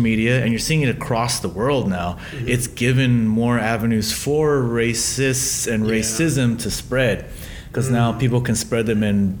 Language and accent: English; Guam; I was born and raised on Guam